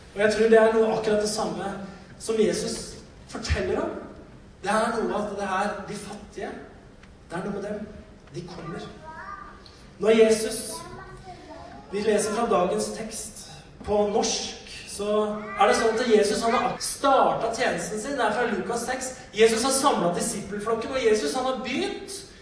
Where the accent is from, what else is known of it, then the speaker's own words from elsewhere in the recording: Norway; Vi kom fra Norge. Vi kom fra et annet kongerike som hadde så uendelig mye mer ressurser